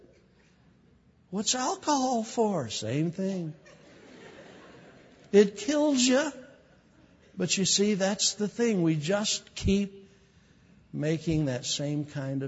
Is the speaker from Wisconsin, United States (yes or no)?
no; California, United States; I'm from California.